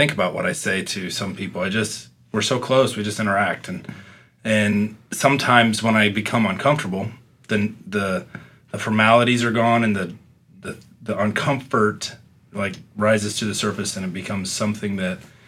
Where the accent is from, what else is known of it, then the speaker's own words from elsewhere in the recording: Midwest, United States; I'm from the Midwest